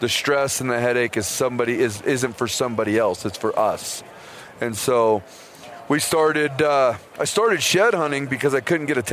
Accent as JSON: {"language": "English", "region": "Idaho", "country": "United States", "tie": "born or raised there", "said": "I'm pretty much born and raised. I'm from Idaho, hunted most of my life"}